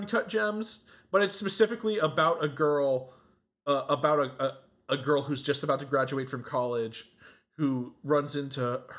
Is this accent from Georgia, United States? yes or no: yes; Savannah, Georgia, United States; born or raised there